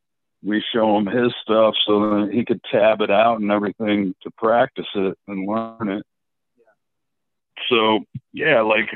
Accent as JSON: {"language": "English", "town": "Buffalo", "region": "New York", "country": "United States", "tie": "born or raised there", "moved": "yes", "lives_now": "Florida, United States", "said": "We grew up in Buffalo, New York"}